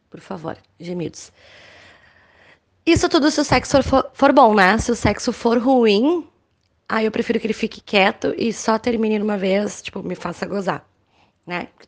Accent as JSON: {"language": "Portuguese", "town": "Canoas", "region": "Rio Grande do Sul", "country": "Brazil", "said": "tenho 31 anos, sou de Canoas."}